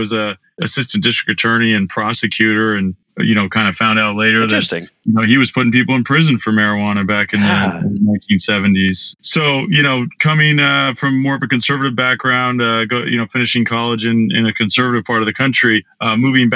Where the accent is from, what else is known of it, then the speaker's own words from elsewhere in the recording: Santa Cruz, California, United States; moved away as an adult; also born or lived in Missouri; I grew up in Santa Cruz, California